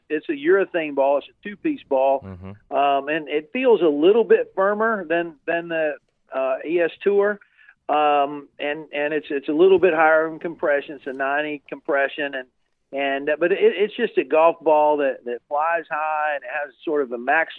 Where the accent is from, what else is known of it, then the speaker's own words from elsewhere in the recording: South Carolina, United States; moved away; I live here in Myrtle Beach. I grew up in South Carolina and just got back here, moved here early last year. It's good to be back in the state I grew up